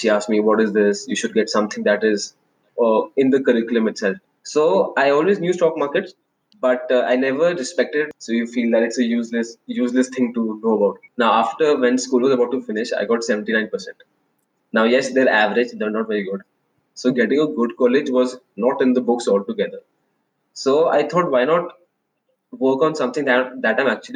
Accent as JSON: {"language": "English", "region": "Delhi", "country": "India", "tie": "born or raised there", "said": "I am born and brought up in Delhi in a middle class household."}